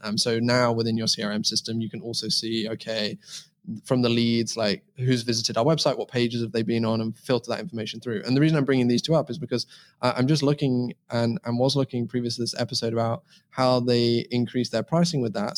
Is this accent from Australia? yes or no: no; England, United Kingdom; now in Estonia; I'm originally from England. You can probably tell that I live in Estonia now